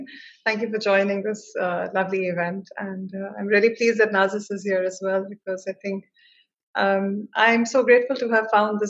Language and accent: English; India; As an Indian author, as an Indian woman